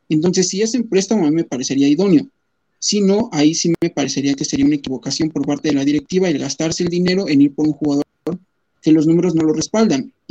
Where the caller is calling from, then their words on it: Texcoco, State of Mexico, Mexico; Desde el Estado de México. Acá por acá andamos, por Texcoco.